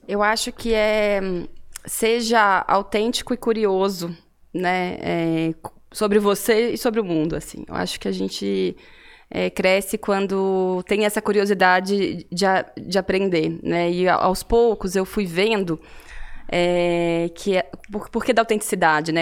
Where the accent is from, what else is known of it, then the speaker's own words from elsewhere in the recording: Cataguases, Minas Gerais, Brazil; accent: mineiro; now in São Paulo, Brazil; eu entreguei pelo meu sotaque aqui, né? Sou mineira, vim Sim. de uma cidade muito pequena no interior de Minas, uma cidade Qual de 70, 70, mil habitantes, Cataguases, na Cataguases, zona da mata